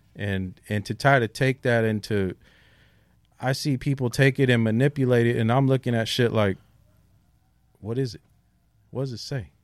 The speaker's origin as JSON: {"language": "English", "town": "San Diego", "region": "California", "country": "United States", "tie": "born or raised there", "also_born_or_lived": "South Bay, San Diego / North County, San Diego", "said": "I'm from a neighborhood called Shelltown"}